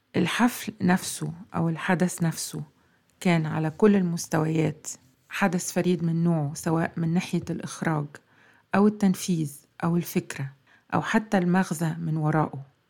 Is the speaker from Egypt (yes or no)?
yes; Egypt; مننا كمصريين